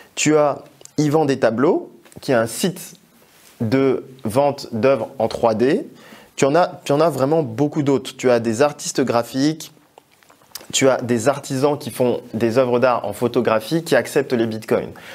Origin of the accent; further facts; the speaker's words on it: Togo; mon pays d'origine qui est le Togo